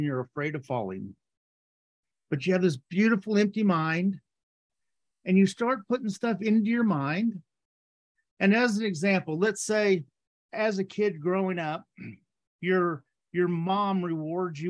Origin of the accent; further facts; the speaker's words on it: Texas, United States; I grew up in Texas, and growing up in Texas